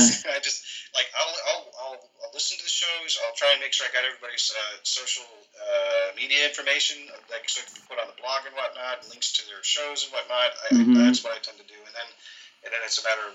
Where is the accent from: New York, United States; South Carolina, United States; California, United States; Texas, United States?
California, United States; Arcata; also born or lived in Eureka, California; Northern California, a place called Arcata.